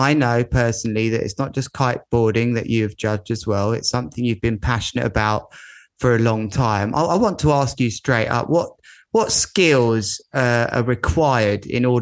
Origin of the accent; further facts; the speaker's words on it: United Kingdom; I'm a Brit. I'm a Brit.